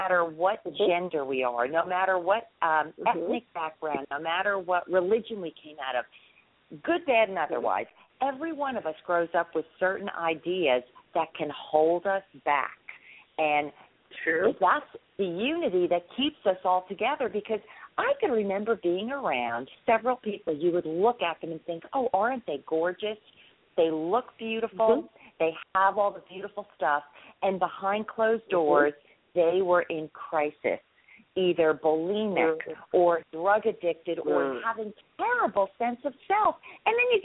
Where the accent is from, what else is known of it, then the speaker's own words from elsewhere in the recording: United States; now in Florida, United States; I grew up right outside of New York City